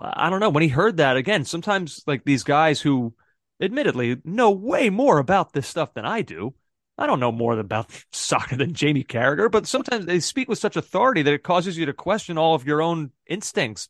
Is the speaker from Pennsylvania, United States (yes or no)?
yes; Philadelphia, Pennsylvania, United States; I'm from Philadelphia